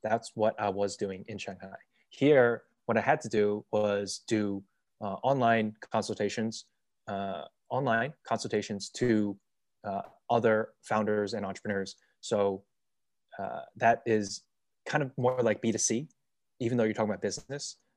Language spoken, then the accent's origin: English; United States; moved away as an adult; also born or lived in China / Lisbon, Portugal; as an American